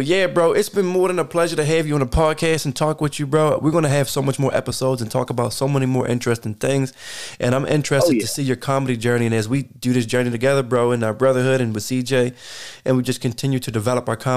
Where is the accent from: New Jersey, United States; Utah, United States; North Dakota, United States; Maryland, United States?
Maryland, United States; Baltimore; moved away as an adult; now in Atlanta, United States; for me growing up in Baltimore